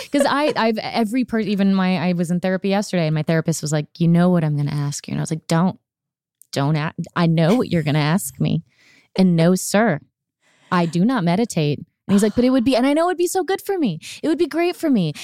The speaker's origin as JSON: {"language": "English", "region": "Florida", "country": "United States", "tie": "born or raised there", "also_born_or_lived": "California", "moved": "yes", "lives_now": "Tennessee, United States", "said": "I grew up in Florida where you could see the storm coming"}